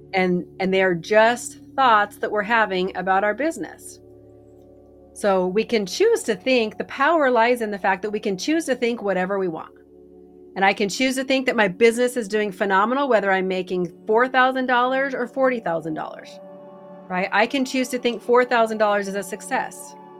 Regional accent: Idaho, United States; We're from Idaho.

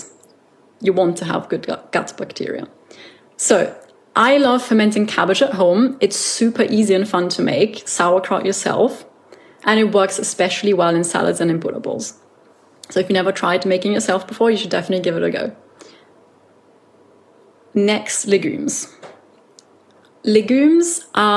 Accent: Austria; I come from Austria and sauerkraut is a staple in Austrian cuisine, but I never really ate a lot of it.

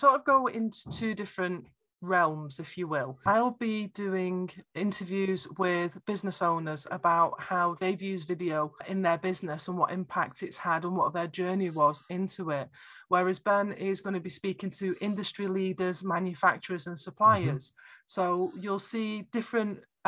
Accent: Warrington, North West England, United Kingdom; accent: Lancashire; moved away as an adult; now in Northeast Scotland, United Kingdom; which is where I'm from.

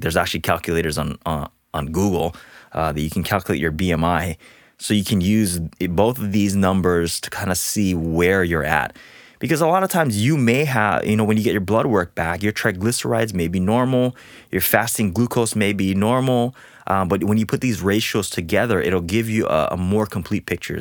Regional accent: Hawaii, United States; moved away as an adult; also born or lived in Portland, Oregon; now in Southern California, United States; being born and raised in Hawaii

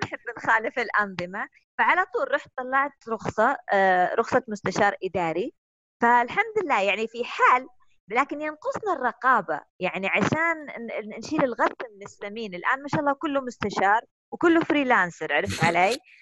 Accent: Saudi Arabia; إحنا سعوديين

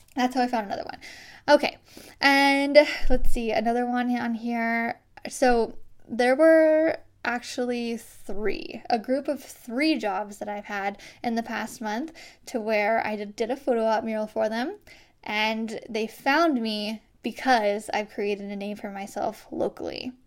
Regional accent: Iowa, United States; born or raised there

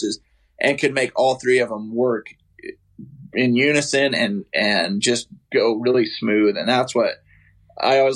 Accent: Idaho, United States; I grew up in Idaho, actually grew up on a farm

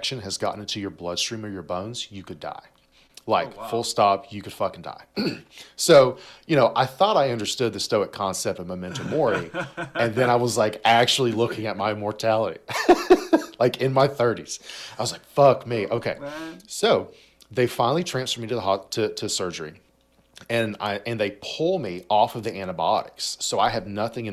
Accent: United States; being an American

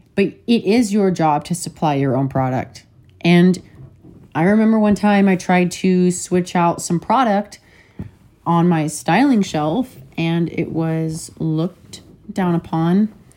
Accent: Alaska, United States; growing up with a dad and brothers in Alaska

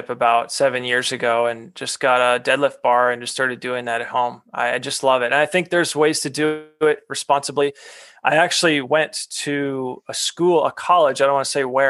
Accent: New England, United States; I grew up in New England

